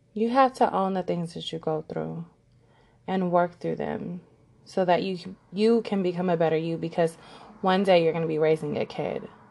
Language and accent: English; Los Angeles, California, United States; I was born and raised in Los Angeles, California, and I still reside here